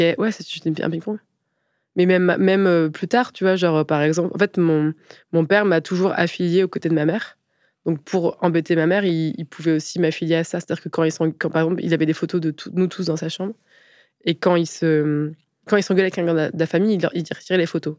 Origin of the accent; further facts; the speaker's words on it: Picardy, Aisne, Hauts-de-France, France; moved away; also born or lived in Paris; je suis née en Picardie, dans l'Aisne